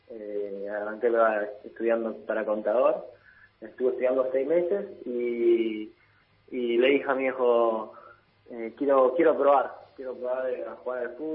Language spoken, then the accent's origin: Spanish; Italy; seis años en Milán y un año en, en Roma. Eh, básicamente viví toda mi vida en Italia.